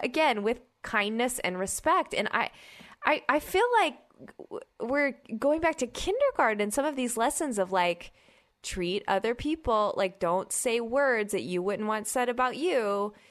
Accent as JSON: {"language": "English", "region": "Oklahoma", "country": "United States", "tie": "born or raised there", "also_born_or_lived": "Georgia / Midwest", "moved": "yes", "said": "I grew up in Oklahoma and I, I spent many years in Georgia"}